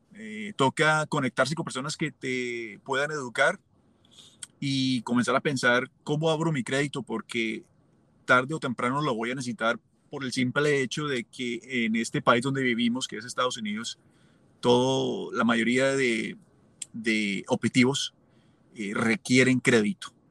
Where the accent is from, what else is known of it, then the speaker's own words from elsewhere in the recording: Colombia; moved away as an adult; also born or lived in Los Angeles, United States; now in Omaha, United States; cuando yo salí de Colombia